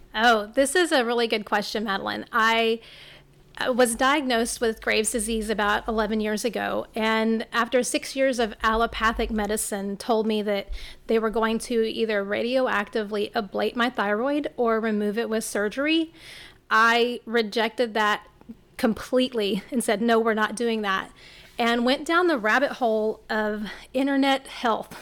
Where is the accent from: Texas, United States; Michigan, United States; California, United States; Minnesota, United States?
Texas, United States; Rockport; Hurricane Harvey hit my hometown in Rockport, where I live.